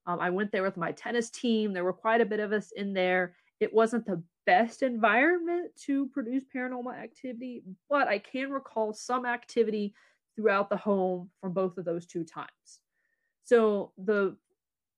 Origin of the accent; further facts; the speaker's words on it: Galion, Ohio, United States; I learned a lot more about the history of my hometown, much of which corroborated the ghost stories I had heard growing up